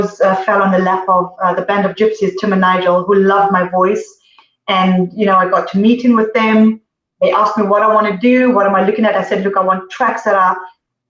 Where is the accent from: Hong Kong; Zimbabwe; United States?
Zimbabwe; moved away; also born or lived in Zambia; I was born in Zambia and I grew up in Zimbabwe